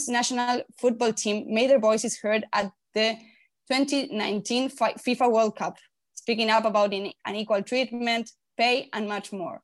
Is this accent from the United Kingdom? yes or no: no; Argentina; moved away as an adult; now in Madrid, Spain; from Argentina